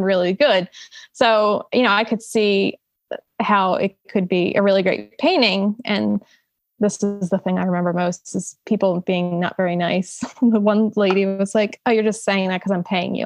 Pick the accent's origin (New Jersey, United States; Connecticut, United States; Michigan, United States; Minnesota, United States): New Jersey, United States; Salem County; growing up in Salem County, it's basically all farms too.